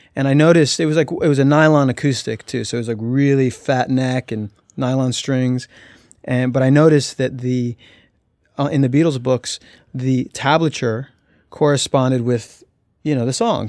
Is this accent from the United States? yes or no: yes; Albuquerque, New Mexico, United States; I was born in Albuquerque, and my earliest memories were New Mexico.